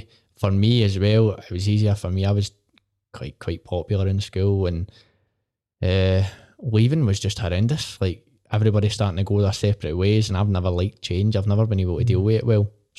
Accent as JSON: {"language": "English", "town": "Port Glasgow", "region": "Scotland", "country": "United Kingdom", "tie": "born or raised there", "said": "I love it, mate. I love where I'm from. Honestly, it gets slated all the time."}